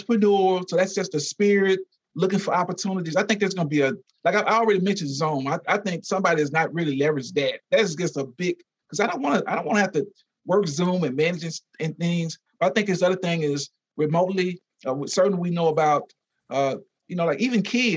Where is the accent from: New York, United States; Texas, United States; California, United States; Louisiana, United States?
Louisiana, United States; I'm from Louisiana